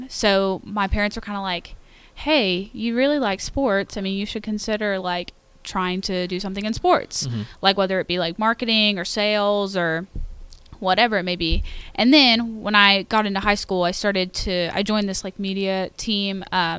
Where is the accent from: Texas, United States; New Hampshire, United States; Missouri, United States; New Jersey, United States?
Texas, United States; Royse City; I'm from Roy City, Texas, just outside of Rockwall.